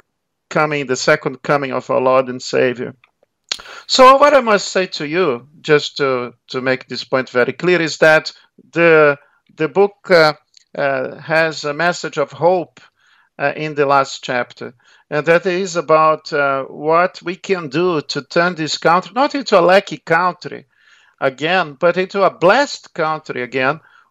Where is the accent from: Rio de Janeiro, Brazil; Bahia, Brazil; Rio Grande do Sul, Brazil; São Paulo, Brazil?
Rio de Janeiro, Brazil; accent: Brazilian; moved away as an adult; also born or lived in Melbourne, Australia; now in Australia; I was born in Rio